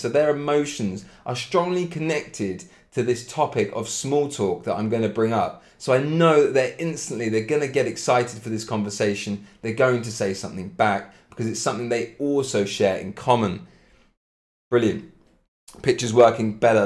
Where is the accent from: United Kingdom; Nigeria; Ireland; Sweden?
United Kingdom; Cambridge, East of England; accent: British; I'm from England, from Cambridge, British accent, absolutely